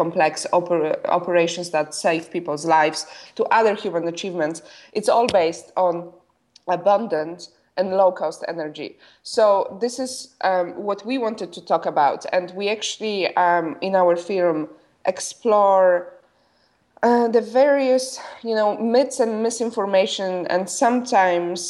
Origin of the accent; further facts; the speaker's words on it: Poland; moved away as an adult; I was born and raised in Poland. I only left when I was 21.